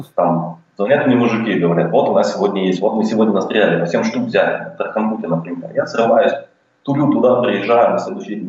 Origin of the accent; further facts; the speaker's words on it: Shchastia, Luhansk Oblast, Ukraine; moved away as an adult; now in Australia; родился я и вырос в Луганской области. А, рядом там с городом а, Луганск есть такой город Счастье.